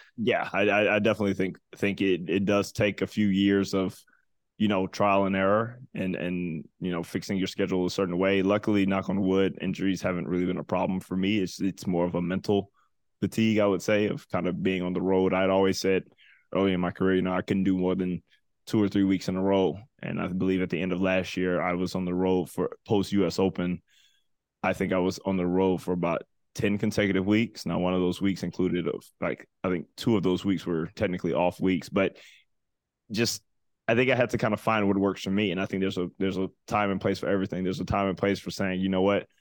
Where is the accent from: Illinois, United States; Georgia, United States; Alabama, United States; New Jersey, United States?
Georgia, United States; Atlanta; growing up in Atlanta